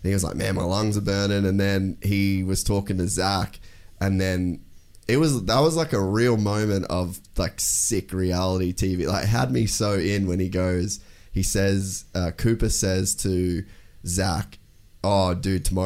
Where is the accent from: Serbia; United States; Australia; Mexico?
Australia; as an Australian